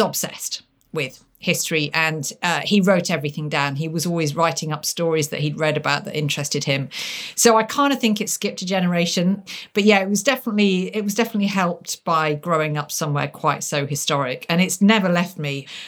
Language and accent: English; Lincolnshire, near Lincoln, East Midlands, United Kingdom; growing up by being taken to castles, uh, in my native Lincolnshire. I, I mean, growing up near Lincoln.